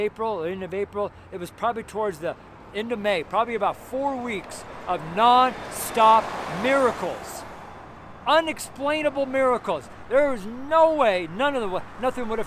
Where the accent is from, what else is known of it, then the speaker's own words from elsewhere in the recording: United States; I'm American, firstborn American, French, Belgium.